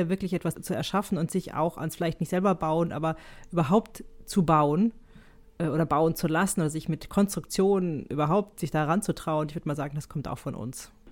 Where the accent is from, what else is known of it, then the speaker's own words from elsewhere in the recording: Switzerland; auch wenn ich Schweizer bin, würde ich das nie so auf Englisch sagen. Also ich bin ja ein Schweizer Teil.